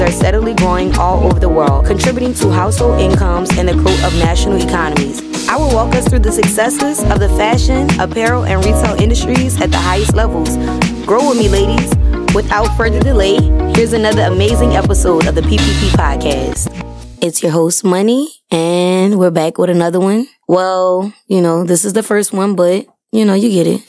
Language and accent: English; New Orleans, Louisiana, United States; I'm from New Orleans, born and raised